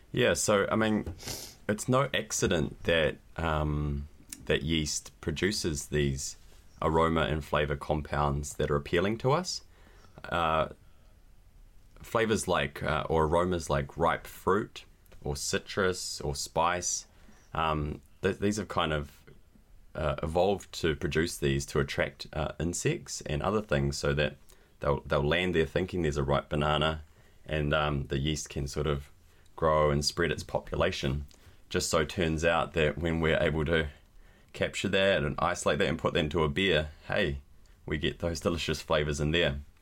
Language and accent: English; New Zealand; also born or lived in Spain; I'm a brewer from New Zealand